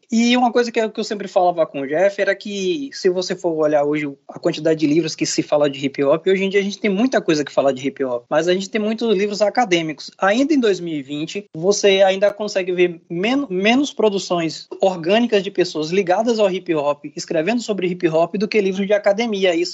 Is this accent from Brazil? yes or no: yes; Northeast Region, Brazil; eu sou um cara que eu sou do Nordeste